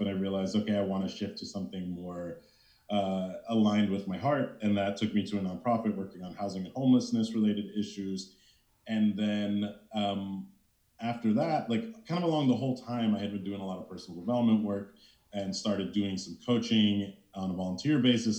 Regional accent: East Coast, United States; moved away as an adult; also born or lived in California; I'm originally from the East Coast

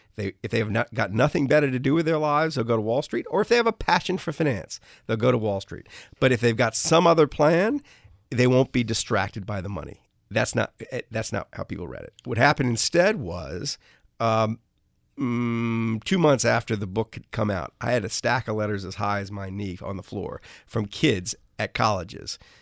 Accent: New Orleans, Louisiana, United States; I grew up in New Orleans

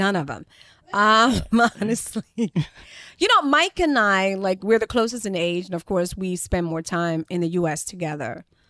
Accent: Liberia; Speaking of television, when we were growing up in Liberia, like if your house didn't have TV, of course you go to your friends to watch TV, but they would like charge you 10 cents.

